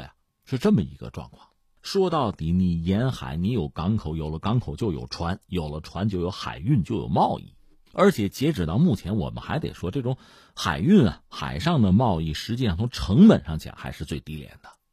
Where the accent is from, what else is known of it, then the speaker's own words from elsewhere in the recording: Hebei, China; 我自己作为河北人